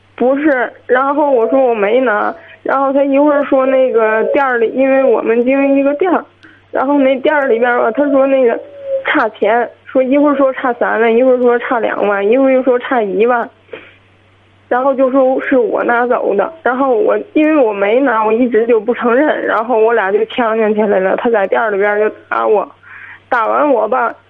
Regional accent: Qinhuangdao, Hebei, China; 我是秦皇岛的

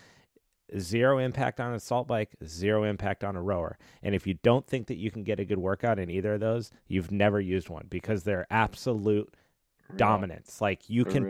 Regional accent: Colorado, United States; moved away as an adult; also born or lived in Los Angeles, United States; now in San Diego, United States; I grew up in Colorado and moved

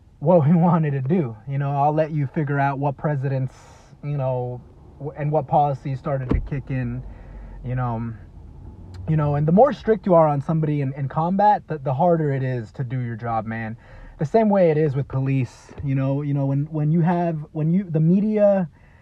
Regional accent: Dallas, Texas, United States; I grew up in a small town outside of Dallas, Texas

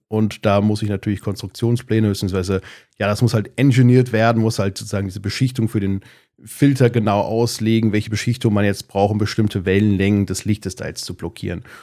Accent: Darmstadt, Hesse, Germany; ich komme aus Darmstadt in Südhessen, da wohne ich auch immer noch, zumindest in der Nähe

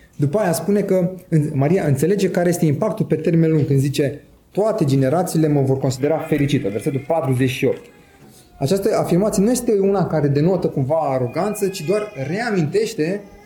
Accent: Romania; Eu sunt român

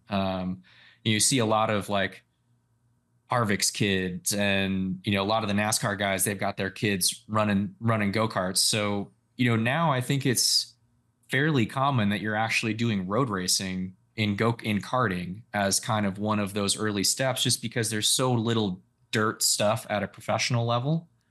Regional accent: Sausalito, California, United States; Northern California, so I grew up in the Bay Area.

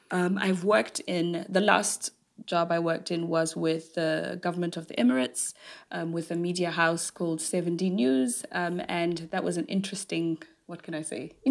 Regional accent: Zimbabwe; now in London, United Kingdom; I'm half South African, half Zimbabwean. Grew up in Zimbabwe and moved to the UK in 2002 when Zimbabwe's economy crashed.

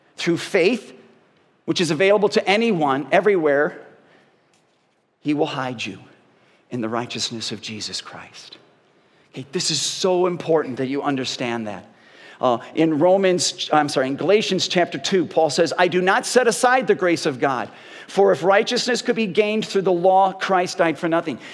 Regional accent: Parma, Ohio, United States; I grew up in Parma.

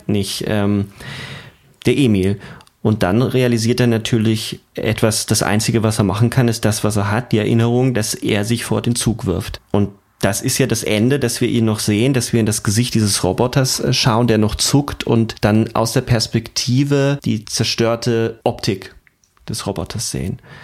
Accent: Germany; bei uns in Deutschland

